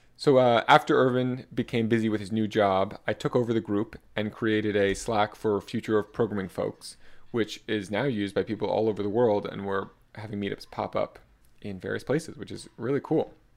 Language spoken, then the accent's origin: English; South Florida, United States; also born or lived in New York City; I was born in New York City in nineteen ninety-four in, and raised in South Florida